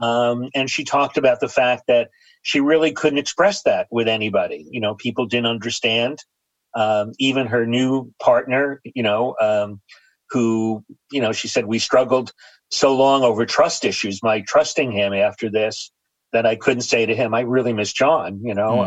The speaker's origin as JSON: {"language": "English", "town": "New York City", "region": "New York", "country": "United States", "tie": "born or raised there", "said": "I grew up in New York City in an area called Astoria, New York"}